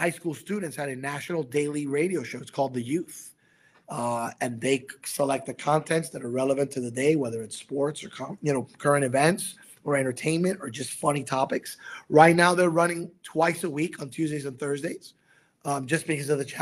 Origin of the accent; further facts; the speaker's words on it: New York City, New York, United States; I was born in Brooklyn.